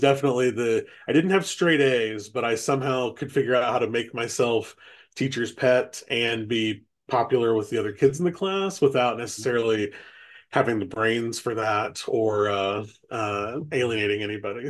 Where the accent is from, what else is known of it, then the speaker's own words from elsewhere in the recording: Kokomo, Indiana, United States; also born or lived in Washington, D.C.; I'm from, born and raised in Kokomo. Uh, went to high school here.